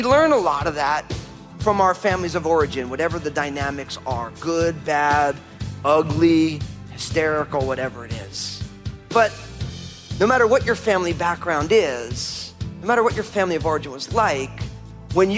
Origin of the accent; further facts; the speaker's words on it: New Jersey, United States; We grew up in New Jersey, but the reason we grew up in New Jersey was because when my parents started having kids, they couldn't afford buying a house in Brooklyn or Valley Stream or Long Island in New York.